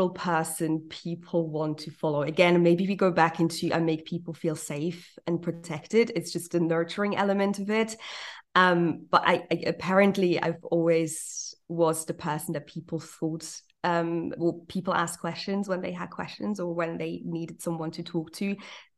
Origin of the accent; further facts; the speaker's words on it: Zurich, Switzerland; English is a second language; also born or lived in New York, United States; I'm not a native English speaker. I'm literally from Zurich. I was born and bred in Zurich.